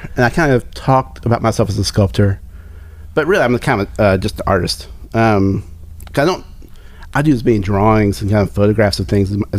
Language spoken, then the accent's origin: English; Virginia-Kentucky border, United States; moved away as an adult; now in Tennessee, United States; I'm from Virginia.